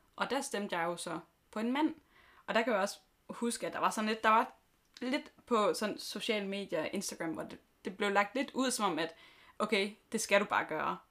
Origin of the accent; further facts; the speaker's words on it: Southern Jutland, Southern Denmark, Denmark; moved away; jeg kommer fra Sønderjylland